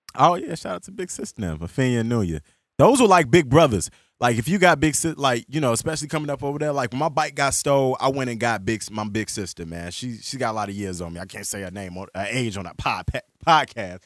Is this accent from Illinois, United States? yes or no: yes; Chicago, Illinois, United States; also born or lived in Calumet City, Illinois; I grew up in Chicago and South Shore